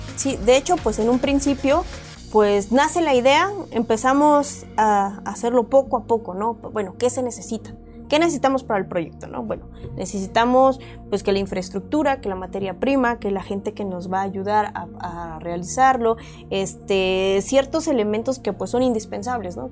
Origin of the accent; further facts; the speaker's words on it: Oaxaca, Mexico; now in Mexico City, Mexico; Nosotros somos ambos oaxaqueños